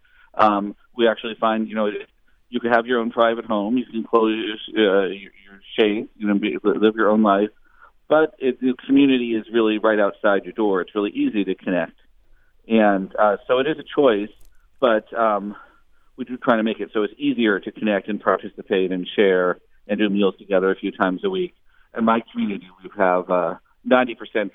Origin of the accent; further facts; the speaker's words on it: near Boston, Massachusetts, United States; also born or lived in Oakland, California; now in Berkeley, United States; I grew up near Boston